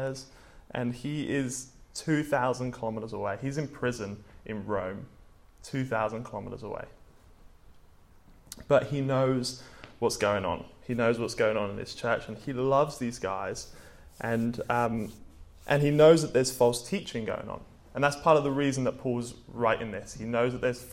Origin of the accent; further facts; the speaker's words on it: England, United Kingdom; moved away; I'm from England